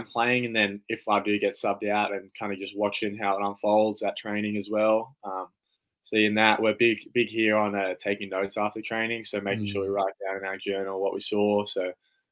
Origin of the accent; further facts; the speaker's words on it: Canberra, Australian Capital Territory, Australia; I'm from Canberra, so I'm from this city.